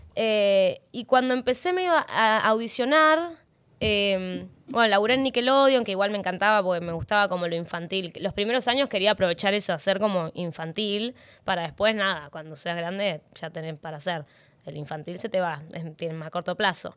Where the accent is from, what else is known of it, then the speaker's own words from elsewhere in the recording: Neuquén, Argentina; moved away as an adult; now in Buenos Aires, Argentina; Yo soy neuquina